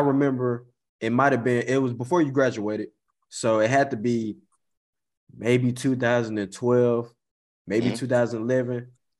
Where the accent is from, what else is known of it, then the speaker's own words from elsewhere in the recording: near Forrest City, Arkansas, United States; I'm from Cote, Arkansas, bro. So, you know, that's the country outside of Forest City.